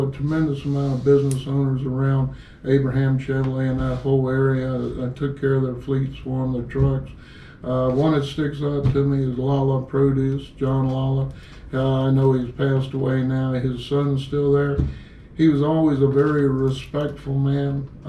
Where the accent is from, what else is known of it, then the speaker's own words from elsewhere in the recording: New York, United States; from New York. You don't know how many people I know up the coast.